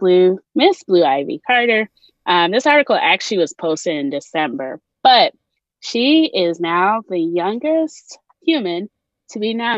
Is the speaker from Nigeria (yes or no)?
yes; Nigeria; now in United States; being a Nigerian